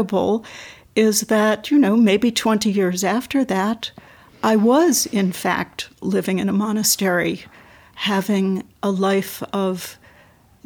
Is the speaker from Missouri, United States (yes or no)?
no; New York City, New York, United States; moved away; born and raised in New York City